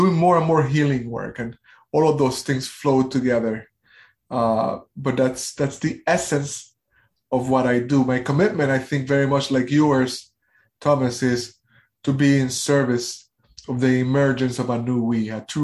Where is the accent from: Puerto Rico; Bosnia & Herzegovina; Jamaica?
Puerto Rico; I am from Puerto Rico.